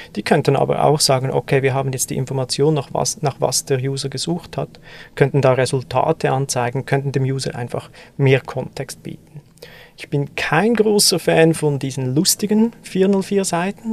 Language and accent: German; German-speaking Swiss, German-speaking Switzerland, Switzerland; als Schweizer, als Deutschschweizer